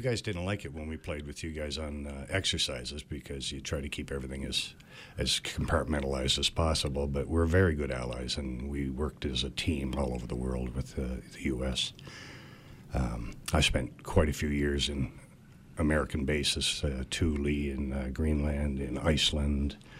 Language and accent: English; Cape Breton Island, Nova Scotia, Canada; moved away; I grew up in Cape Breton Island